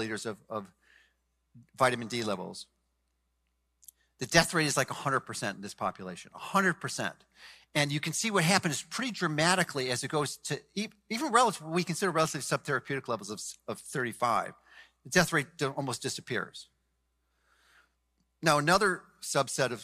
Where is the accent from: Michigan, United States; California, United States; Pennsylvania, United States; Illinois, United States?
Illinois, United States; Chicago; now in Florida, United States; I'm from Chicago, although I live in Florida now.